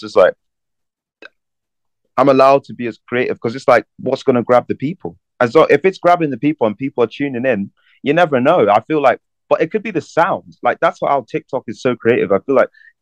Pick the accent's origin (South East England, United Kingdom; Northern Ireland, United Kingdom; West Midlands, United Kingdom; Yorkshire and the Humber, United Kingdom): Northern Ireland, United Kingdom; Belfast; also born or lived in London; I grew up in London until I was 10, and then I moved to Belfast. So I'd say I really grew up in Belfast.